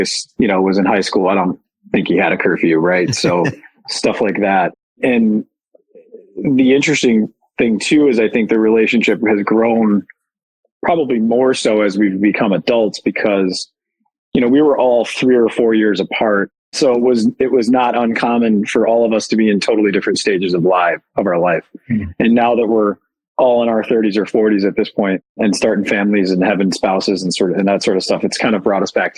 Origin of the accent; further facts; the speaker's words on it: River Forest, Illinois, United States; now in Chicago, United States; I grew up the formative years, grew up in a town west of here called River Forest